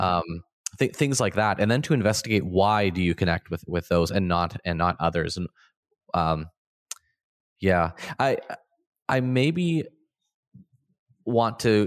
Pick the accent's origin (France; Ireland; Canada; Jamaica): Canada; Ontario; also born or lived in Manitoba; so I grew up in Ontario and I, I, went to school